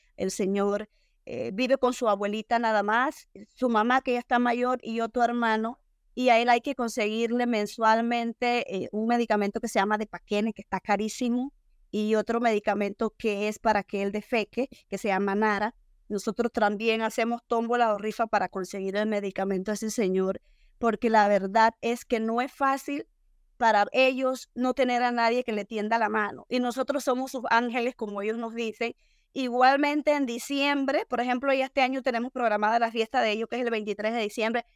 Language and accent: Spanish; Ocú, Herrera, Panama; moved away as an adult; also born or lived in Bocas del Toro / Colón; now in Cañazas, Panama; vengo de un campo de Ocu muy, muy bonito y mis padres campesinos eh, vivimos en una pobreza extrema durante los primeros 10 años de mi vida